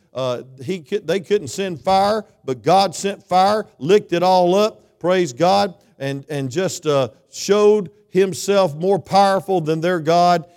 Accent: South Georgia, United States; now in North Georgia, United States; I'm from South Georgia

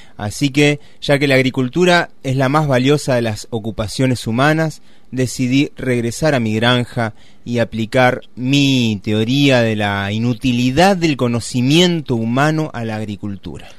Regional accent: Río Gallegos, Santa Cruz, Argentina; yo que nací en Río Gallegos

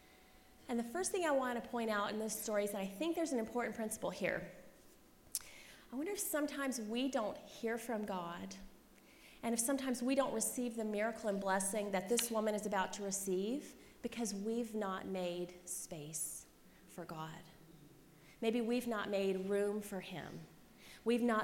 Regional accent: Christiansburg, Virginia, United States; moved away; I grew up in Christiansburg, Virginia, population 20,000.

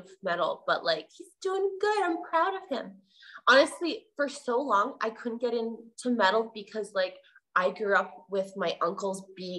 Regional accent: Canada; well, as a Canadian, I know a lot of them because there's like a Canadian characteristic

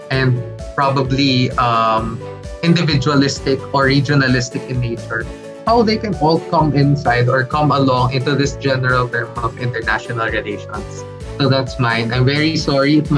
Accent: Philippines; identity as a Filipino.

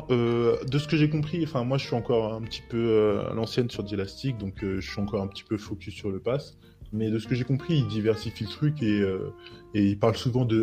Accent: France; où on se dit mais moi je suis français, pourquoi est-ce que je vais prendre une VM en Indonésie ou en Inde ou en Corée

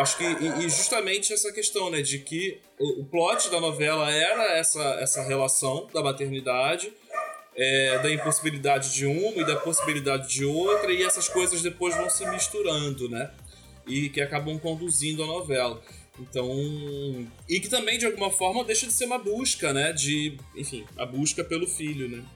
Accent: Baixada Fluminense, Rio de Janeiro, Brazil; eu sou da Baixada Fluminense

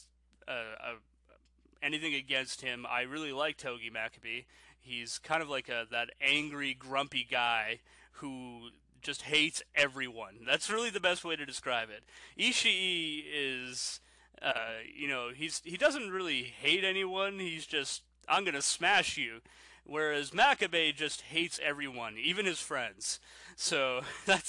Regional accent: Canada; I'm Canadian

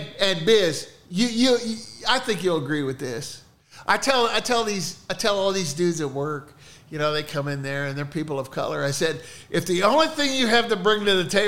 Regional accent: Ohio, United States; I'm a fucking hillbilly from Ohio

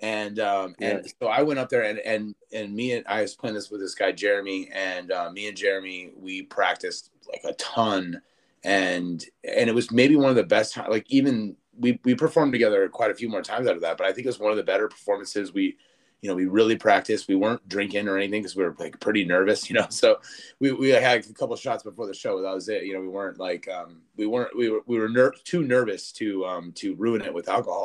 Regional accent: Springfield, Massachusetts, United States; born or raised there; moved away

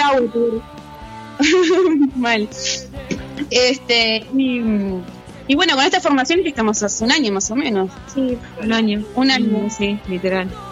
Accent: Montevideo, Uruguay; Somos de Montevideo

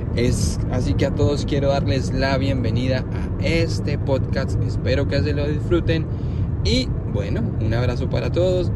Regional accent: Medellín, Antioquia, Colombia; moved away as an adult; now in United States; soy de Medellín, Colombia.

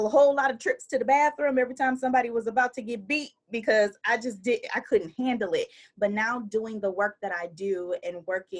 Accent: Saginaw, Michigan, United States; I was raised in Saginaw, Michigan, which is on the east side of the state

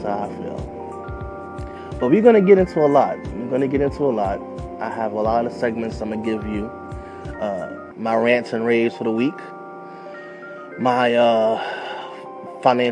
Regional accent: New York City, New York, United States; I'm born and raised in Queensbridge.

